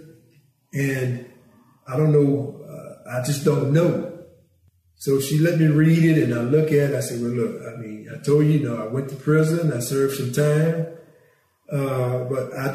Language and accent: English; Franklin, United States; I was from Franklin